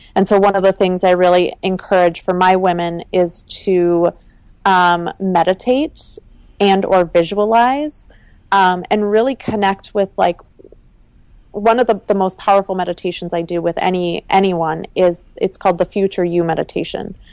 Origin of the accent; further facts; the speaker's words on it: Minnesota, United States; moved away as an adult; also born or lived in Italy / Seattle; I grew up in the Midwest. I almost stayed in Minnesota